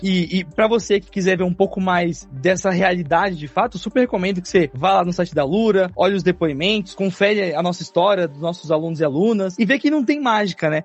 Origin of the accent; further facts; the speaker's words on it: São Paulo, Brazil; até a Zona Leste de São Paulo, que é de onde eu vim.